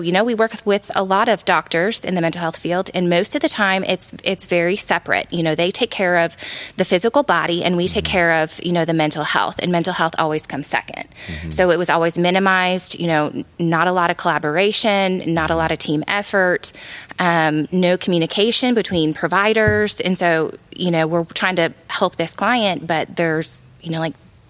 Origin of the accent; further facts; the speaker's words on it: Illinois, United States; now in Tennessee, United States; I'm originally from Illinois. I've lived in several different states. And we ended up here in Tennessee just because of the mountains, honestly.